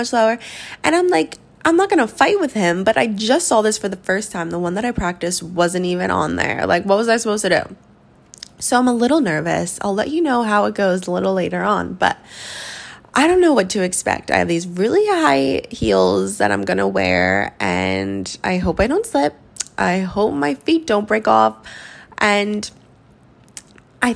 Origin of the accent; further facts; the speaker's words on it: New Jersey, United States; moved away; we're back home in my hometown